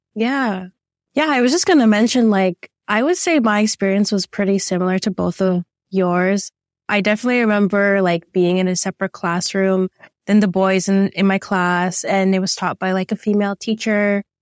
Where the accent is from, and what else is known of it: Toronto, Ontario, Canada; born or raised there